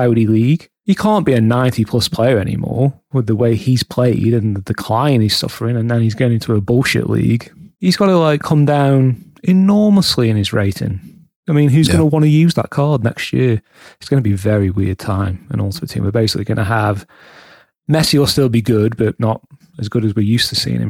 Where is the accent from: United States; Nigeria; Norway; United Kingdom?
United Kingdom; England; being English